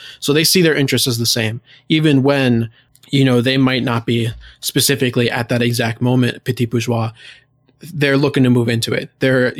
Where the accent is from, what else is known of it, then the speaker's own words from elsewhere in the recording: United States; I'm American.